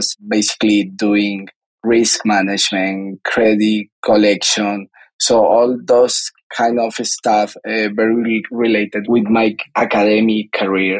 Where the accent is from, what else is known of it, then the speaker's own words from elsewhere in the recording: Bogotá, Colombia; I'm a Colombian guy. I grew up in Bogota, in the capital city of Colombia